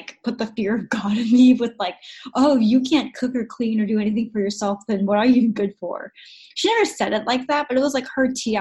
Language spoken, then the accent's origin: English; United States; come here to America, where I'm from